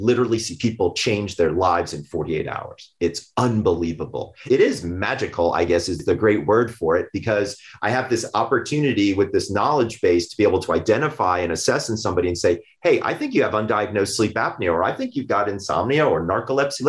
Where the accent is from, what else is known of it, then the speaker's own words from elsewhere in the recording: Sandy Springs, Georgia, United States; I'm from Sandy Springs, Georgia